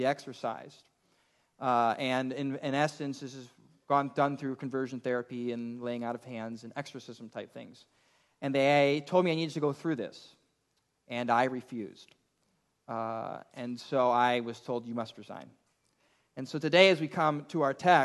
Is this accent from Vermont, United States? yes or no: no; Elgin, Illinois, United States; I grew up in the Chicago suburbs in Elgin, Illinois